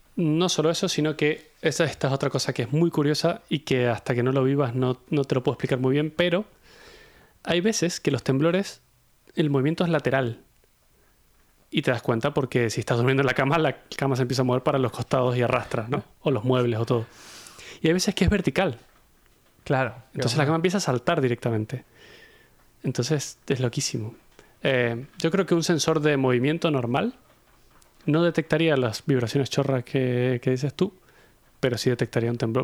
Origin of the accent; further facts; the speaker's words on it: Mendoza, Argentina; moved away; yo soy de Mendoza, de Argentina, que es un sitio que es una zona sísmica